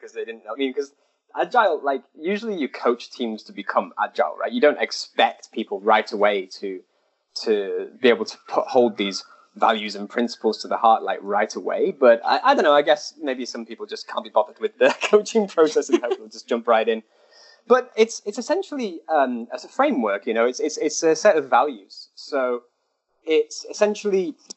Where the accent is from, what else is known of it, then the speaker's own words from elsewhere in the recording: United Kingdom; moved away as an adult; now in China; I'm British